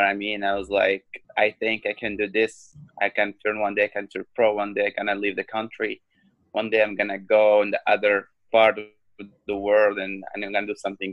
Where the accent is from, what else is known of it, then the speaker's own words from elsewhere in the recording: Morocco; now in Chicago, United States; I'm from Morocco. I'm the first MMA fighter from Morocco to join the Bellator company. I live in Chicago